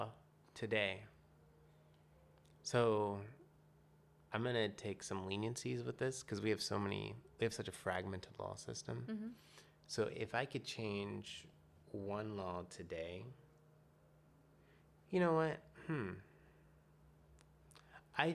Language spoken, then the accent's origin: English; Atlanta, Georgia, United States; now in Portland, United States; I'm originally from Atlanta, Georgia.